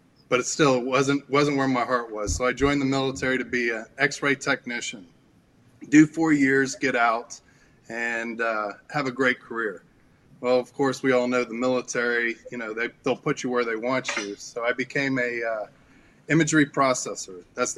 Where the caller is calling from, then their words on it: Dallas, Texas, United States; Yeah, we're dialing in from Dallas, Texas.